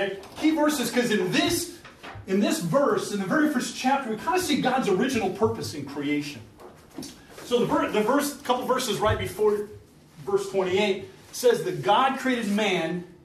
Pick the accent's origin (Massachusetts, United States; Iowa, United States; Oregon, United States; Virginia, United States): Iowa, United States; moved away; also born or lived in Minnesota; I'm from Iowa, and I come from Iowa up to Minnesota